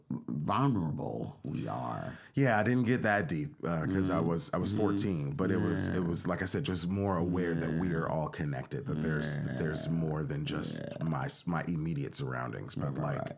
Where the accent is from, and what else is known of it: United States; born or raised there